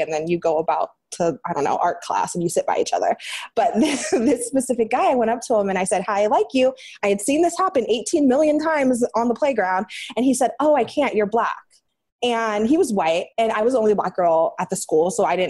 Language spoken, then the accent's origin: English; Green, Ohio, United States; moved away as an adult; Green, Ohio, the suburb in Ohio.